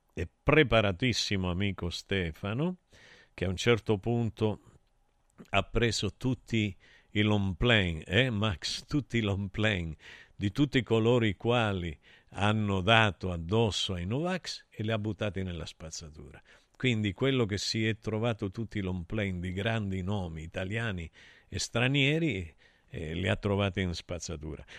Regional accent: Argentina; now in Italy; io sono vissuto in Argentina e noi giocavamo solo alla pelota

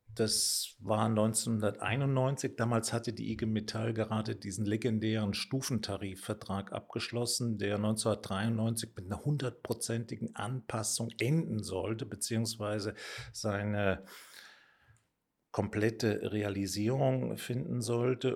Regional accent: Mayen, Rhineland-Palatinate, Germany; bin in Main in der Eifel geboren. Das ist unweit von Bonn, aber auch nicht so ganz weit von der luxemburgisch-belgischen Grenze entfernt.

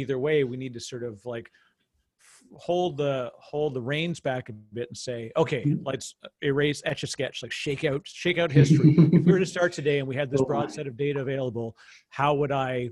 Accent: Canada; as a Canadian

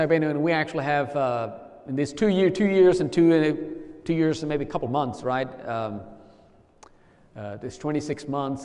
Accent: India; traveled 3,500 miles two-way to get baptized in my home state

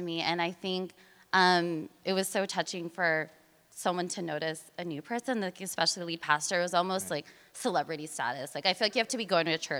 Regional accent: Merced, California, United States; moved away as an adult; also born or lived in South Africa / Philippines / San Francisco / Oakland; I grew up in Merced, California.

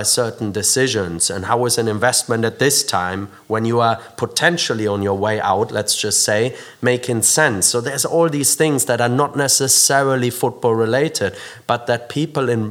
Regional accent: near Dortmund, North Rhine-Westphalia, Germany; now in United Kingdom; I grew up near Dortmund in Germany.

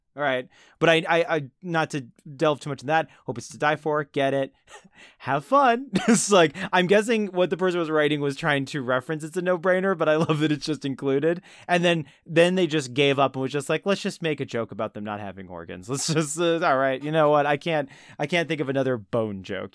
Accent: New Jersey, United States; my Central Jersey home

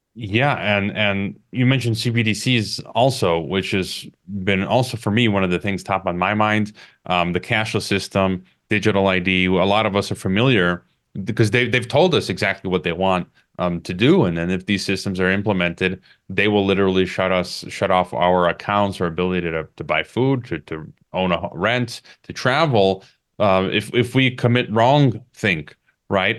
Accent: United States; my home country, the U S

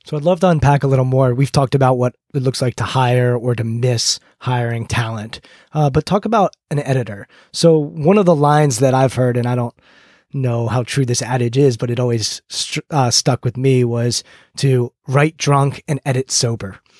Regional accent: United States; growing up outside Washington, D C area

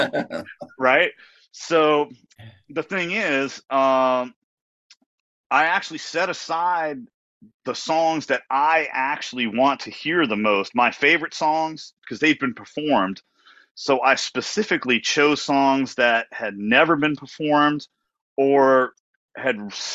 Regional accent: Washington, District of Columbia, United States; the whole tour ends in my hometown

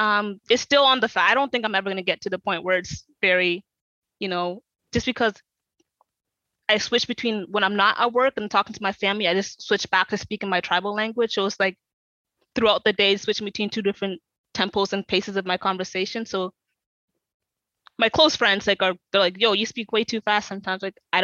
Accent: South Sudan; in my culture, especially being like Sudanese, like Southern Sudanese

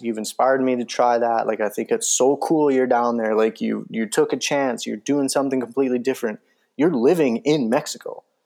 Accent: Calgary, Alberta, Canada; I live 20 minutes away from it.

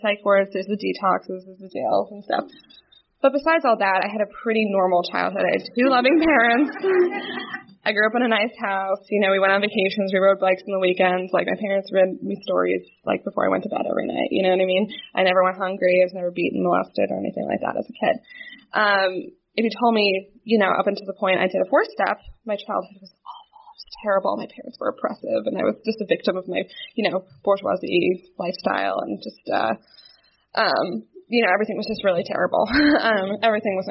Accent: New Jersey, United States; I'm born and raised in New Jersey. I lived there my entire life

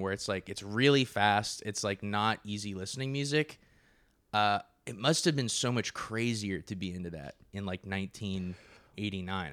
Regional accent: Napa, California, United States; I'm from Napa, California

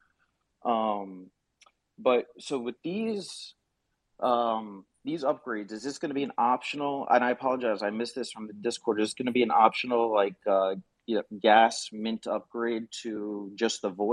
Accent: South Florida, United States; I'm from South Florida

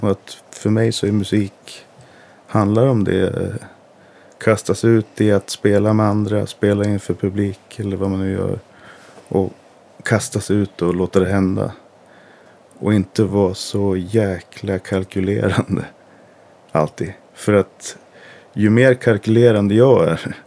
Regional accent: Gävle, Gävleborg County, Sweden; gick jag ju på Solängsskolan i Gävle, jag är uppvuxen i Gävle

